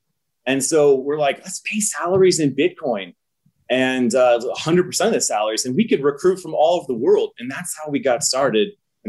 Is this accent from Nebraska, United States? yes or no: yes; Nebraska, United States; I'm a software engineer, born and raised in Nebraska.